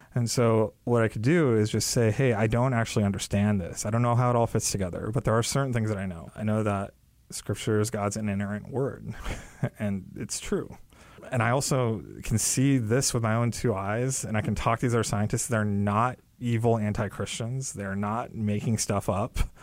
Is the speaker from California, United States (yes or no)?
yes; California, United States; my parents came here from India, and I was born in California. I grew up there